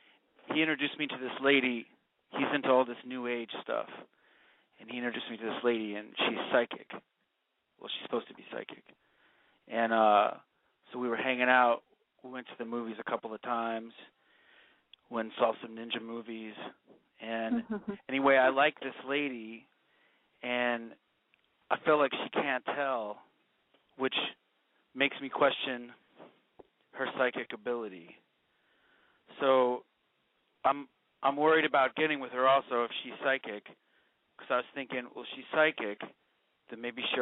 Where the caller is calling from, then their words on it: Hollywood, California, United States; I'm 31, and I'm calling from Hollywood.